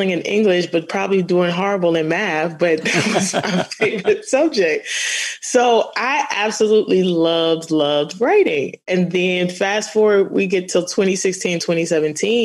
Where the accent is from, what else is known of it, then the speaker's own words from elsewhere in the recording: New York City, New York, United States; I'm a native of Queens